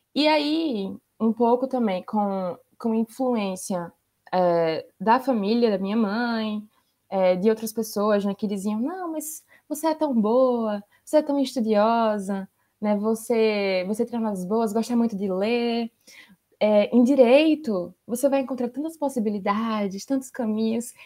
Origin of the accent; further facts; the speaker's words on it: Maceió, Alagoas, Brazil; moved away as an adult; now in Poland; Sou de Maceió, Alagoas